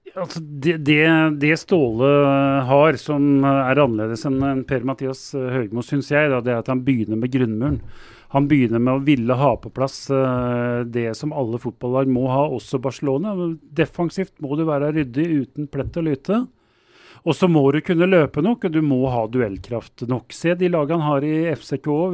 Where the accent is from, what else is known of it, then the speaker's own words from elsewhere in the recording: Oslo, Norway; jeg er fra Groruddalen, og der eh, dyrker vi outsidere